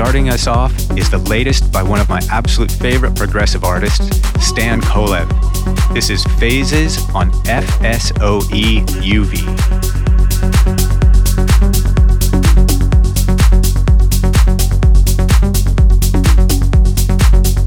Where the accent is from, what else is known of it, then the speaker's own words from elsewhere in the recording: Los Angeles, California, United States; my hometown, Los Angeles